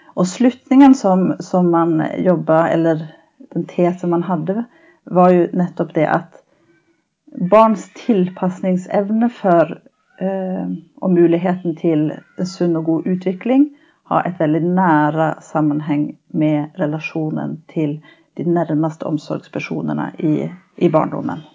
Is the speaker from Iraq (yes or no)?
no; Sweden; accent: norsk-svensk; moved away as an adult; now in Norway; Jeg er opprinnelig fra Sverige